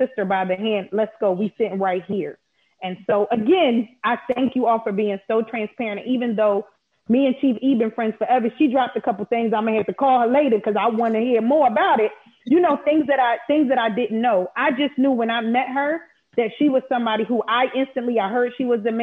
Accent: Philadelphia, Pennsylvania, United States; growing up in Philly

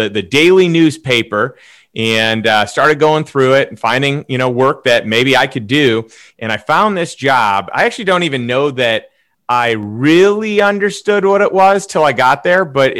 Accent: Chicago, Illinois, United States; moved away as an adult; also born or lived in St. Louis; So I grew up in Chicago, in a suburb of Chicago.

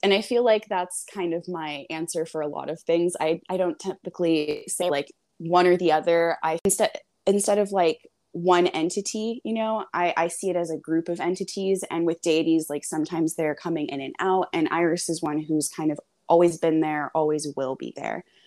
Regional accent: Hawaii, United States; I grew up in Hawaii

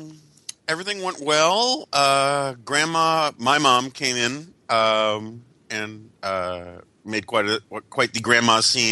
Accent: New York, United States; growing up in New York in the 1970s

